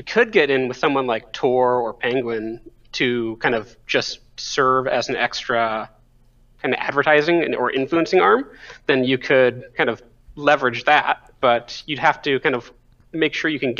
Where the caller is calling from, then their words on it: State College, Pennsylvania, United States; also born or lived in Idaho; I'm actually calling from State College, Pennsylvania now instead of Idaho.